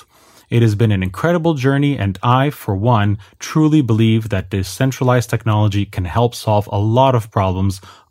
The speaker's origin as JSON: {"language": "English", "country": "Canada", "said": "I'm Canadian, so you may hear a bit of an accent"}